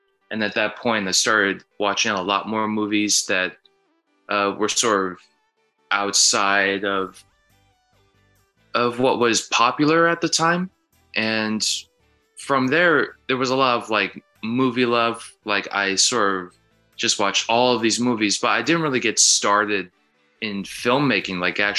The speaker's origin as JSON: {"language": "English", "region": "Minnesota", "country": "United States", "said": "I am a filmmaker from Minnesota"}